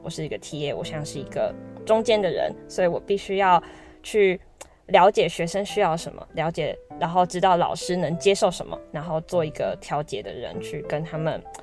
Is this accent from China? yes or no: no; Taiwan; 因为我是台湾人嘛